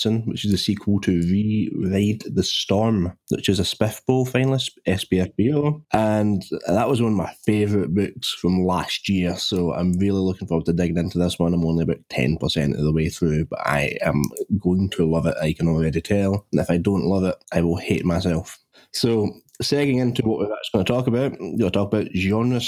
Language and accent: English; Scotland, United Kingdom; I'm the Scottish cabbage person.